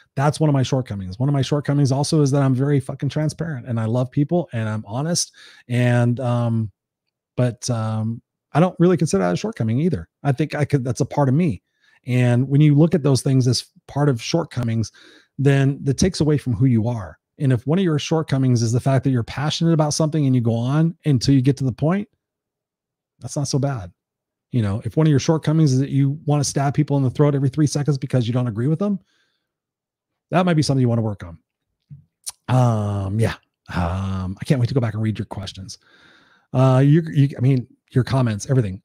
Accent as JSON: {"language": "English", "town": "Anaheim", "region": "California", "country": "United States", "tie": "born or raised there", "also_born_or_lived": "Inglewood, Los Angeles", "said": "I grew up there for the first five or six years of my life in a predominantly black neighborhood. Moved to Anaheim"}